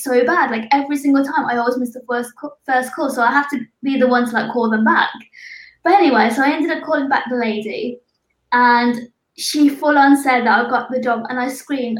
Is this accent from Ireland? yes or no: no; Birmingham, West Midlands, United Kingdom; moved away as an adult; now in London, United Kingdom; I moved to London 2 years ago. I'm actually from Birmingham.